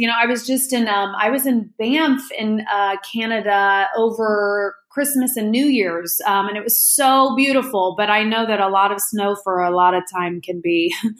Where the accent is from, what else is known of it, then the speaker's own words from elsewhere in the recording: Indianapolis, Indiana, United States; I grew up in the Midwest, in Indianapolis, Indiana, for the most part.